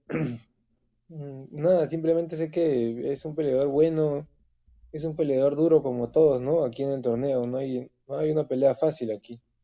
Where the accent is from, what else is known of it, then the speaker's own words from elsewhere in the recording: Peru; soy el único peruano en PFL ahora.